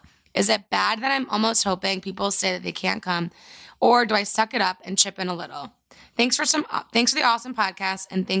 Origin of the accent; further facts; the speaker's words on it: New Jersey, United States; So do I. I'm from Jersey and my fiancé is from Northeast PA.